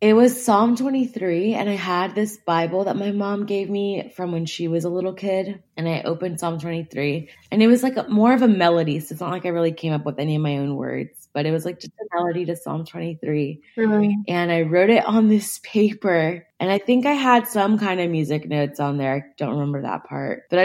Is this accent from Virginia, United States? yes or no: yes; Charlottesville, Virginia, United States; also born or lived in Florida; I'm from Charlottesville, Virginia, but I wasn't born here, but I grew up here. So it's my hometown